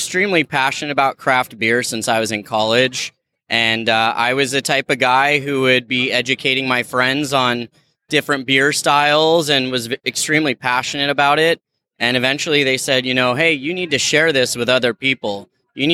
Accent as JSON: {"language": "English", "region": "Southern California", "country": "United States", "tie": "born or raised there", "said": "I've been living out here for about 9 years, but I grew up in like Southern California area."}